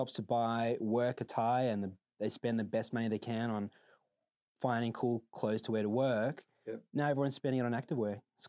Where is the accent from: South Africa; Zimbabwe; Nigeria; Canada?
South Africa; I grew up in South Africa. I think, you know, in an unfortunate country for most people, you're taught to work hard.